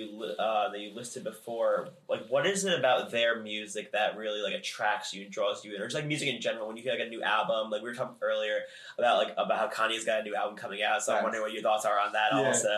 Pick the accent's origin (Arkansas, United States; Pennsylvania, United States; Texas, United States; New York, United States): New York, United States; moved away as an adult; now in New Jersey, United States; both Jordan and I are from New York originally, so we've been in New Jersey now for 2 years.